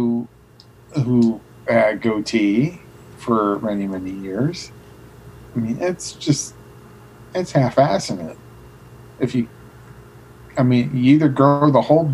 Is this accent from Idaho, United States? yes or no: no; Detroit, Michigan, United States; my hometown, Detroit